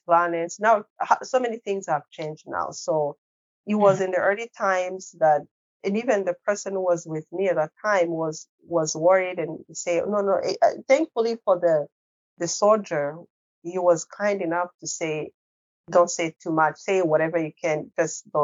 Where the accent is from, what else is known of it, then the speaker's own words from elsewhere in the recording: Rwanda; English is a second language; moved away; English is not my first language